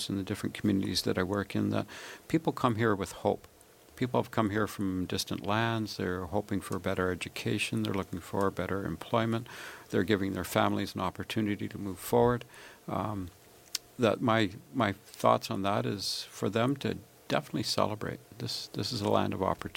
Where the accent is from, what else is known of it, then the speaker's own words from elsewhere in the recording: Canada; on my passport it says I'm Canadian